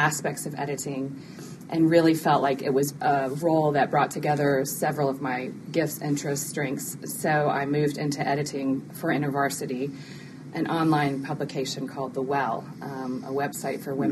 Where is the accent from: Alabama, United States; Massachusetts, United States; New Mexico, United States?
Alabama, United States; Mobile; moved away as an adult; also born or lived in North Carolina / Birmingham; I am originally from Mobile and went to college in North Carolina